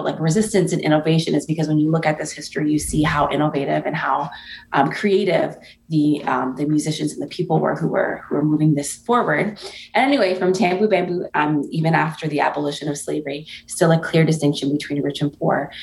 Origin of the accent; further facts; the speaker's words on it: Toronto, Ontario, Canada; my family's from Antigua, and I was born in Toronto, and there's a large Caribbean diaspora in Toronto